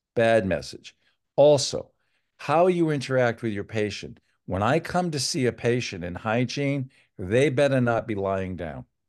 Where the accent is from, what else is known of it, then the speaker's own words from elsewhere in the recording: Old Town, Maine, United States; now in Connecticut, United States; I grew up in Old Town, Maine